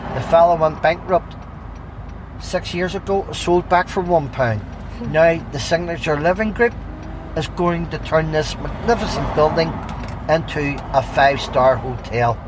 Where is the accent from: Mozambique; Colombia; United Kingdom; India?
United Kingdom; Northern Ireland; This is a great wee country